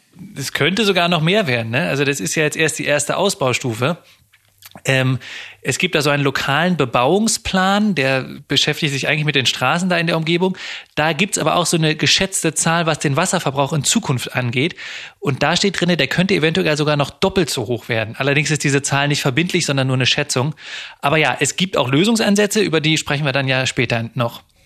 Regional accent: Hanover, Lower Saxony, Germany; moved away; ich komme aus Hannover

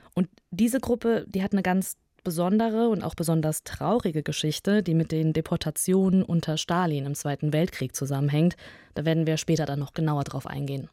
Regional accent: Kazakhstan; now in Germany; bin ich in Kasachstan geboren

